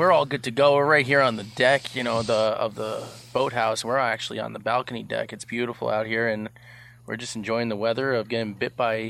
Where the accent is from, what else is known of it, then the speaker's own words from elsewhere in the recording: New York, United States; owner and founder of Bowhunter Brotherhood, and I'm from New York